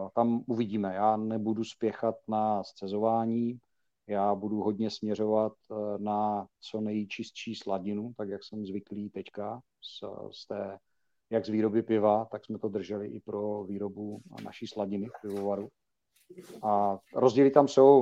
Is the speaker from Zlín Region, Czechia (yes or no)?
yes; Uherské Hradiště, Zlín Region, Czechia; now in Olomouc, Czechia; vyrostl na víně a na slivovici, protože pocházím z Hradiště, nebo z Jarošova konkrétně